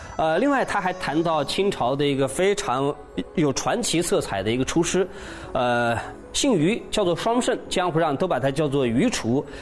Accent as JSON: {"language": "Chinese", "country": "China", "said": "我们中国人"}